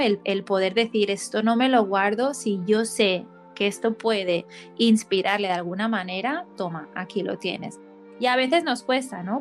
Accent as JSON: {"language": "Spanish", "town": "Barcelona", "region": "Catalonia", "country": "Spain", "tie": "born or raised there", "also_born_or_lived": "United States", "moved": "yes", "said": "de vuelta aquí en mi tierra natal"}